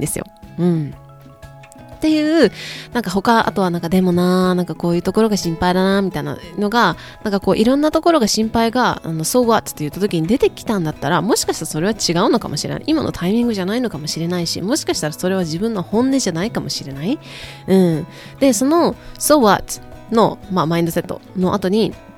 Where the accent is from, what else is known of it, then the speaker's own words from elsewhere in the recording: Kyoto, Japan; accent: Kansai dialect; moved away as an adult; now in United States; 私あの京都出身なんですけど、あの関西、 普段は関西弁なんですけどね